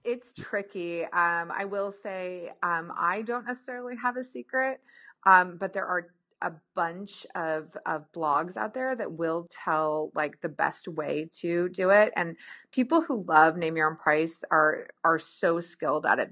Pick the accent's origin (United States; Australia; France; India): United States; Pacific Northwest; I'm from the Pacific Northwest, but I grew up with snow too